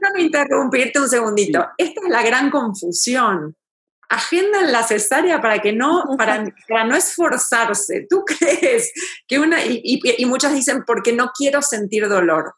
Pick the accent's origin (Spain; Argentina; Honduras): Argentina; moved away as an adult; now in Mexico City, Mexico; yo soy argentina y vivo en la Ciudad de México hace 21 años